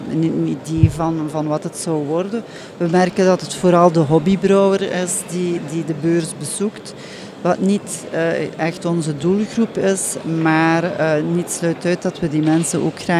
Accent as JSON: {"language": "Dutch", "town": "Hasselt", "region": "Flanders", "country": "Belgium", "said": "wij zijn afkomstig van Hasselt. Mhm. Uh, Hasselt is de hoofdstad van, hoofdstad van de smaak."}